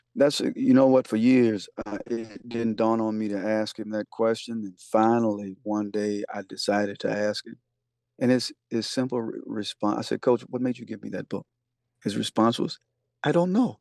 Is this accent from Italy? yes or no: no; the South, United States; growing up in the South